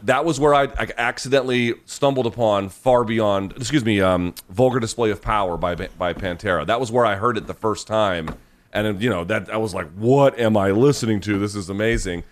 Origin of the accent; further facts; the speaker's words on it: Georgia, United States; I grew up in Georgia